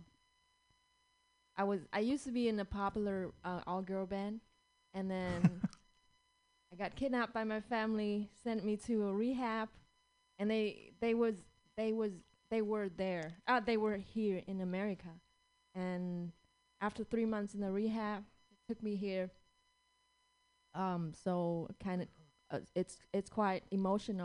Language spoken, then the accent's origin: English; Vietnam; moved away as an adult; now in California, United States; Because I was born and raised in Vietnam, and I moved to the U.S. like 6 years ago